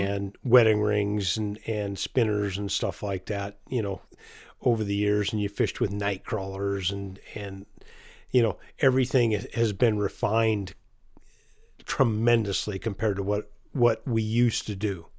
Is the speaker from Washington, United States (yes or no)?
yes; Chelan, Washington, United States; born or raised there